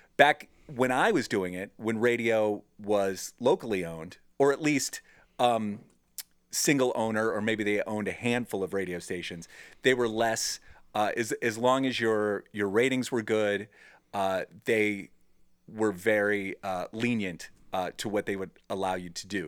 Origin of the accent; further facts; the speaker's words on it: Cleveland, Ohio, United States; a radio show that's in my hometown